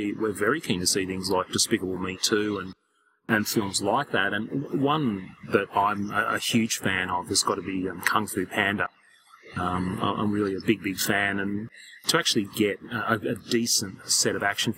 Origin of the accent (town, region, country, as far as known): Australia